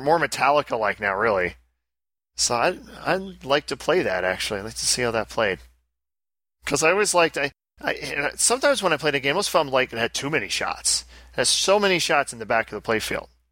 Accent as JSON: {"language": "English", "country": "United States", "said": "as an American"}